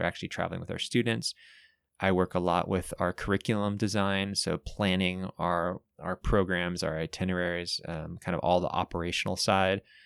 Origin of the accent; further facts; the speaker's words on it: Bay Area, California, United States; moved away as an adult; now in Santa Cruz, United States; I grew up in the Bay Area